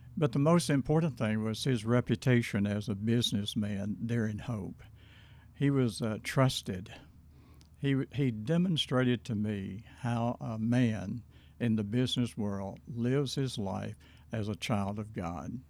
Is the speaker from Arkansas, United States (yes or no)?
yes; Hope, Arkansas, United States; I was born in Hope, Arkansas, nineteen forty-one